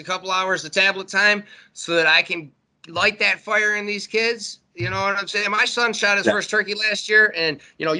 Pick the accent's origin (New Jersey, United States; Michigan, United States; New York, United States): Michigan, United States; Warren; I grew up in Warren, so I was in the city, you know what I'm saying? I was right on the border of Detroit